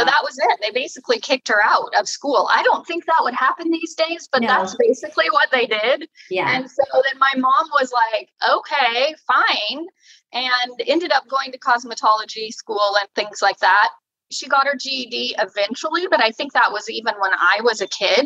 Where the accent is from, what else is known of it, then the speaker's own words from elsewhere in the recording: California, United States; moved away as an adult; also born or lived in Sacramento, California; now in Oregon, United States; I was born in Sacramento, California. So I'm from California.